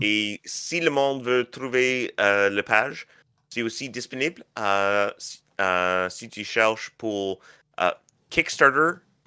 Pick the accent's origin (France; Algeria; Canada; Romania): Canada; je suis canadien